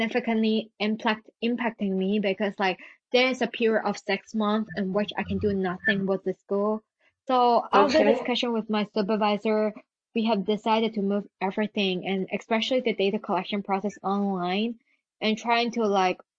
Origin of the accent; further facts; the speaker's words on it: Hong Kong; English is a second language; moved away as an adult; now in United Kingdom; I go back to my hometown, Hong Kong